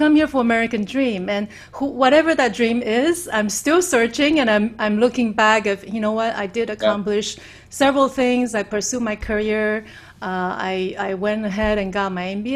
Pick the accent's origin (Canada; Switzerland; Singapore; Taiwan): Taiwan; moved away as an adult; also born or lived in Southern California / Shanghai; now in United States; the first 18 years growing up in Taiwan